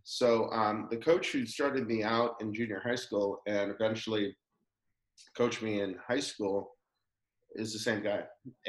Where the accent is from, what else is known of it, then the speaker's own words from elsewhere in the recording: Claremont, California, United States; moved away as an adult; also born or lived in Pacific Northwest; I grew up in Claremont, California, which is not too far from where you're from, in Huntington Beach. And Claremont's a college town, very liberal, and it's Ivy League level type of colleges.